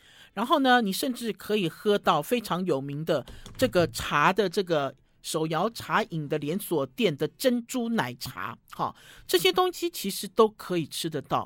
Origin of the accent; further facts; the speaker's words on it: Taiwan; 我们台湾人自己做的果酱